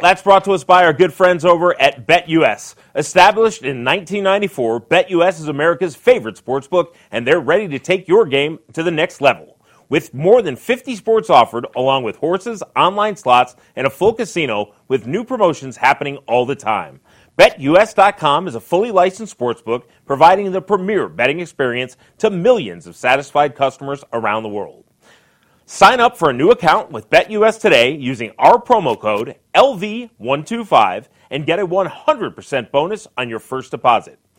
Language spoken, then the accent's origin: English; Detroit, Michigan, United States; I grew up in Detroit